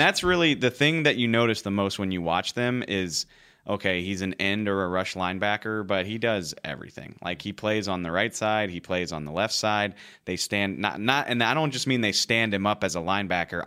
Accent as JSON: {"language": "English", "town": "New Orleans", "region": "Louisiana", "country": "United States", "said": "I'm from New Orleans"}